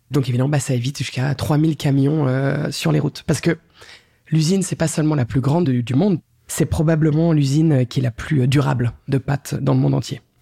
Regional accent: France; je suis française

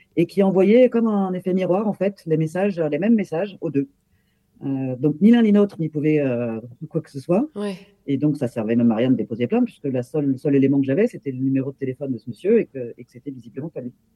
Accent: Paris region, Île-de-France, France; J'habite en région parisienne, euh, où je suis née d'ailleurs, mais née en tant qu'Allemande

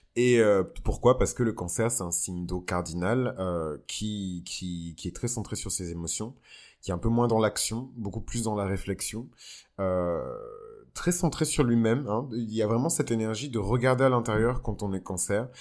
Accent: Benin; au Bénin, mon pays d'origine

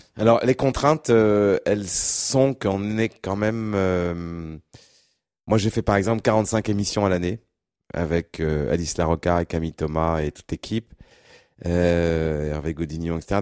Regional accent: Berry, near Châteauroux and Bourges, Centre-Val de Loire, France; je suis né, je suis originaire du, du Berry, dans, dans, le centre de la France, pas très loin de Châteauroux, Bourges

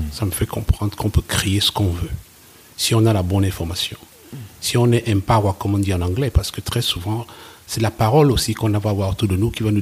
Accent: West Cameroon, Cameroon; moved away as an adult; also born or lived in Germany; je viens, de l'ouest, de l'ouest du Cameroun

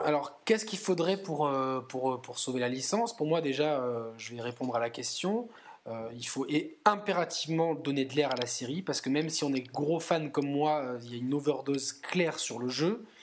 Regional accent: southern France, France; nous qui sommes deux sudistes

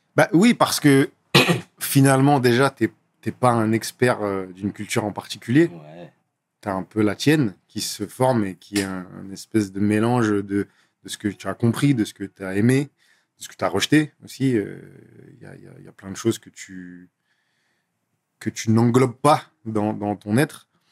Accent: Grenoble, Auvergne-Rhône-Alpes, France; moved away as an adult; also born or lived in Nantes; now in Paris, France; je suis né à Grenoble. Donc euh, Grenoble, pour ceux qui ne voient pas, c'est en dessous de Lyon, entre, entre Lyon et, et Montélimar. Mm-hmm. Euh, j'ai grandi là-bas, j'ai passé 19 ans de ma vie là-bas

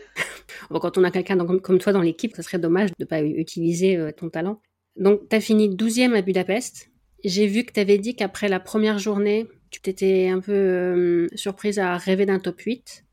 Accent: the Nord, Hauts-de-France, France; moi je suis du Nord, on a les mêmes clichés hein, sur euh, la pluie

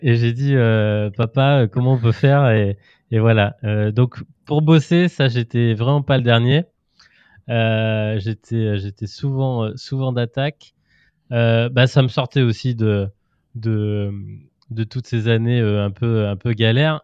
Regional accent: Auvergne-Rhône-Alpes, France; moved away as an adult; now in Brittany, France; moi je suis auvergnat d'origine

